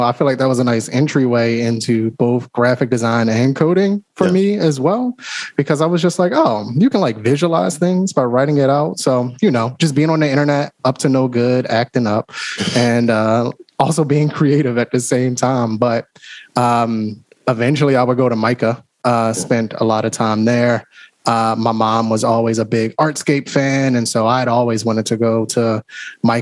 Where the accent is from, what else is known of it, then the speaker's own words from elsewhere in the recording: Baltimore, Maryland, United States; I'm from Baltimore. Dang. Grew up here, got roots here